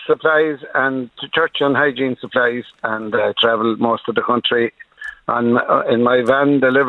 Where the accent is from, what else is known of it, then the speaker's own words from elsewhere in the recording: Drummond, Connacht, Ireland; Well, I'm from Drummond in County Leitrim, but I'm in County Cavan at the moment.